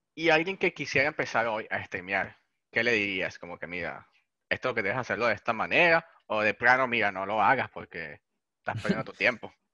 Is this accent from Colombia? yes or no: no; Venezuela; soy venezolano